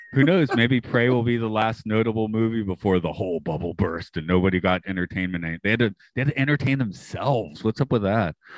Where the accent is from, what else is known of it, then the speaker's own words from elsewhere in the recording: Atlanta, Georgia, United States; I'm from Atlanta